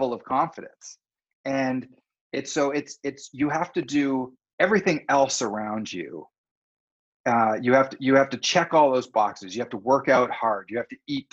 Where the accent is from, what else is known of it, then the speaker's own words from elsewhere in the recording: North Vancouver, British Columbia, Canada; also born or lived in Whistler; I grew up in Deep Cove and on the North Shore in Vancouver